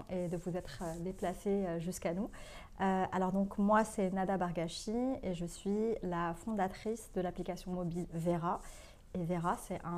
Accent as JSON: {"language": "French", "country": "Morocco", "moved": "yes", "said": "moi, je suis marocaine"}